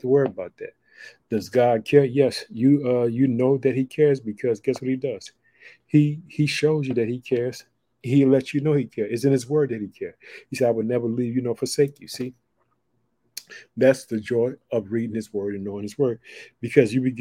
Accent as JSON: {"language": "English", "region": "Illinois", "country": "United States", "lives_now": "Chicago, United States"}